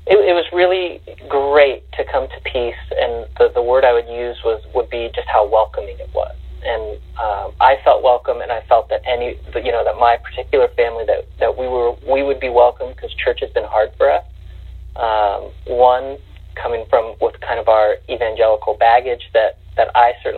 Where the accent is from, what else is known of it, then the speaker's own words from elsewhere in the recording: Northern California, United States; moved away; So I'm actually from California originally, from Northern California, where it's pretty rural